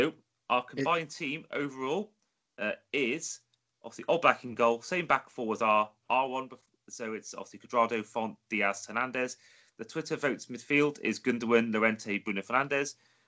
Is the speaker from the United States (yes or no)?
no; Wales, United Kingdom; I'm Welsh